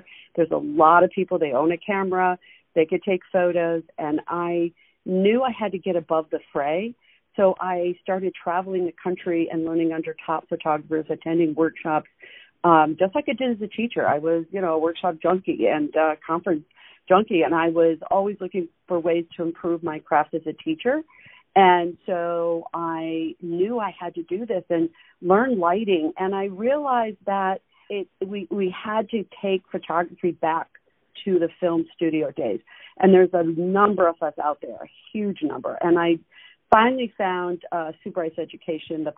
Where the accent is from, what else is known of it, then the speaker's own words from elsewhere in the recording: Western New York, United States; now in South Florida, United States; I grew up in Western New York, the border of Pennsylvania and New York, in a small town